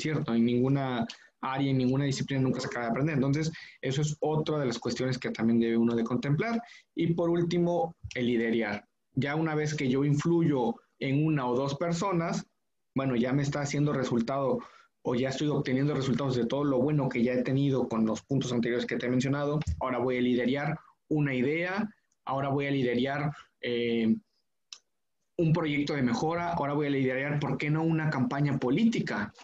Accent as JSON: {"language": "Spanish", "country": "Mexico"}